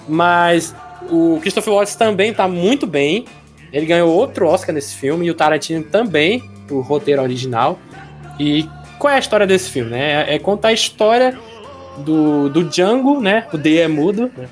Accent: Brazil; eu sou brasileiro

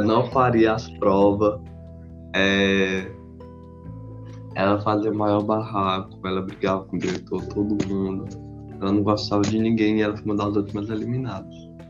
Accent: Brazil; eu sou do Brasil

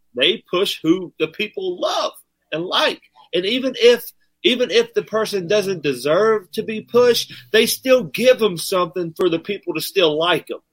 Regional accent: Appalachian area, United States; accent: country; I'm country as hell, my man. I grew up in the Appalachian area.

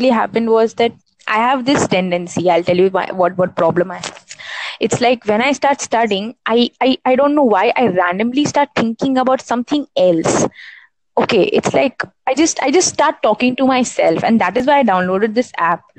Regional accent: India; I am an Indian

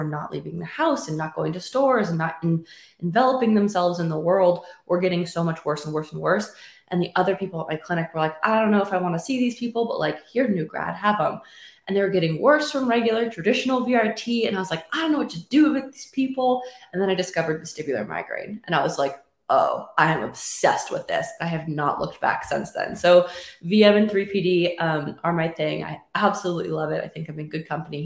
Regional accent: California, United States; also born or lived in Wisconsin; now in Jackson Hole, United States; I'm from California.

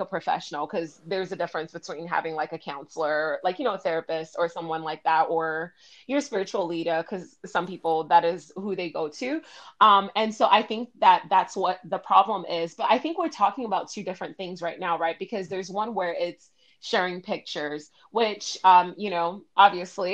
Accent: Miami, Florida, United States; I grew up in Miami

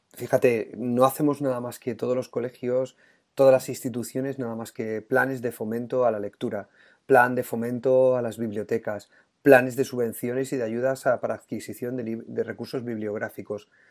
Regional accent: Puertollano, Castilla-La Mancha, Spain; somos manchegos los dos, tú de Argamasilla de Alba y yo de Puerto Llano

